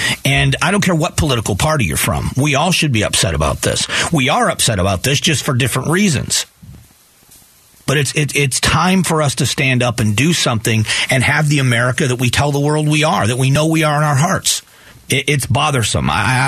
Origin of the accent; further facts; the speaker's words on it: Afghanistan; When I am from Afghanistan, I feel like this too. I don't have a country.